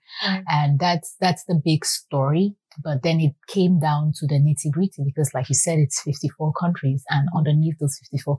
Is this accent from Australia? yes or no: no; Cameroon; now in United States; growing up in Cameroon